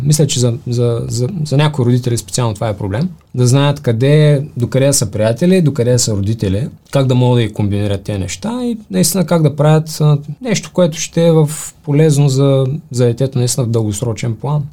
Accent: Bulgaria; ние като българи

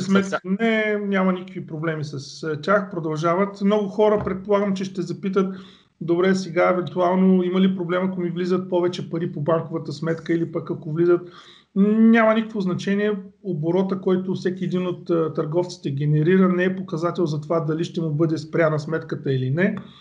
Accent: Bulgaria; now in England, United Kingdom; ние сме си българи

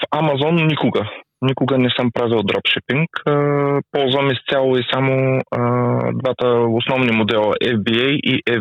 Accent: Stara Zagora, Stara Zagora Province, Bulgaria; а, от Стара Загора

